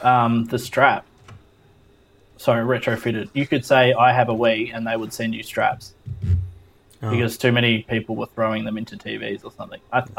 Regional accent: Australia; for us being Australian

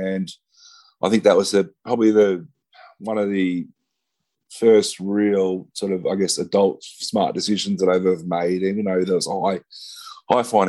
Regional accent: Ballarat, Victoria, Australia; I moved back down to my hometown in Ballarat

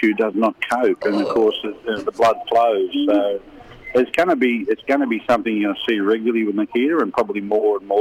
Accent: Newcastle, New South Wales, Australia; my hometown.

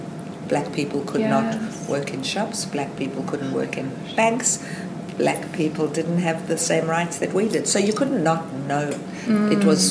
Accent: South Africa; now in Australia; I was born in South Africa.

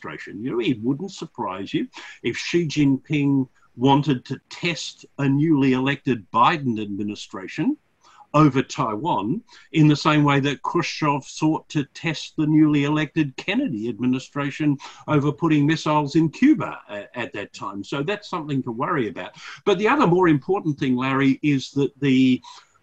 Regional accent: Australia; as an Australian citizen

